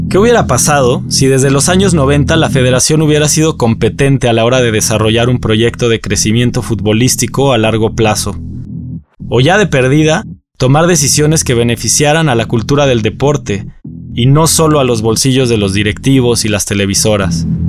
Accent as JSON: {"language": "Spanish", "country": "Mexico", "said": "lo que nos mantiene como mexicanos"}